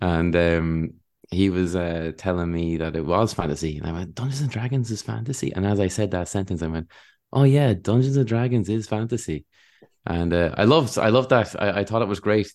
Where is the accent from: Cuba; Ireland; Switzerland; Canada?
Ireland; Wexford, Leinster; I'm from Wexford